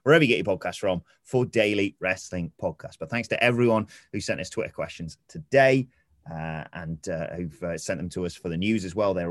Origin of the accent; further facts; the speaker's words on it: Chesterfield, East Midlands, United Kingdom; I'm from Chesterfield, very close to Sheffield